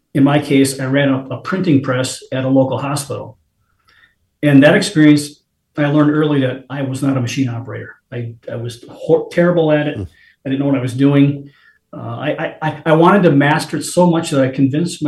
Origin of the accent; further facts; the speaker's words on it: Appleton, Wisconsin, United States; growing up in Wisconsin, Appleton, Wisconsin